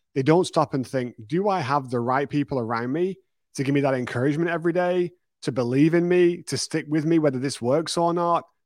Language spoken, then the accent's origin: English; United Kingdom; moved away as an adult; now in Texas, United States; my first business, my second business back in the U K